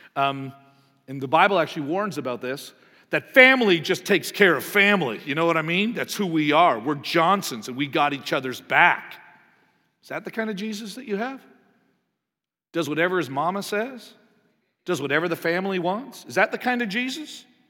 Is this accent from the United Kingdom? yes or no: no; Canada; moved away; I'm from Canada